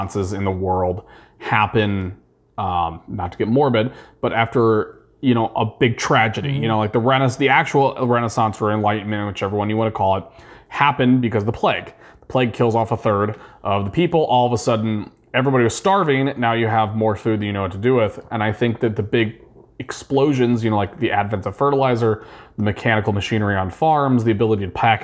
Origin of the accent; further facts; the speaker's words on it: Midwest, United States; I am from the Midwest. I am an American